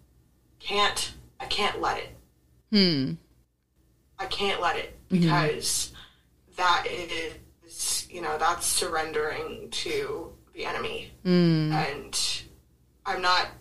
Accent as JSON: {"language": "English", "area": "Bay Area", "region": "California", "country": "United States", "tie": "born or raised there", "said": "I was born up north in the Bay Area"}